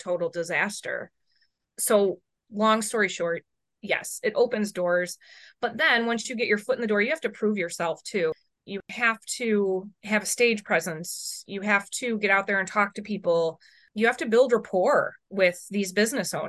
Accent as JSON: {"language": "English", "town": "Chicago", "region": "Illinois", "country": "United States", "tie": "born or raised there", "said": "I grew up in Chicago."}